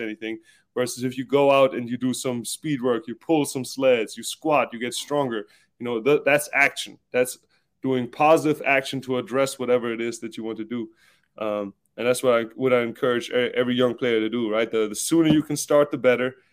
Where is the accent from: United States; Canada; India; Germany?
Germany; Southern Germany; moved away; also born or lived in Stuttgart; I'm German. I'm from South Germany. We're known to be like kind of frugal, stingy kind of people